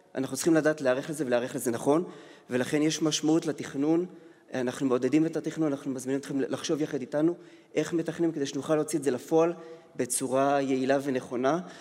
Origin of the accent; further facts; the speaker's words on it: Israel; אני ישראלי ש... שמממן בישראל, עובד בישראל